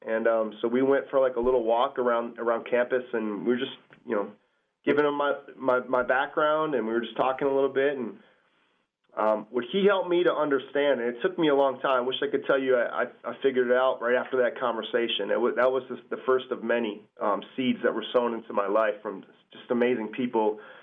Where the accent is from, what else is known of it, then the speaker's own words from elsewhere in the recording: Cedarburg, Wisconsin, United States; also born or lived in Milwaukee, Wisconsin; I'm born in Milwaukee, um, and we moved up to Cedarburg when I when I was a, a, little kid, um, about seven years old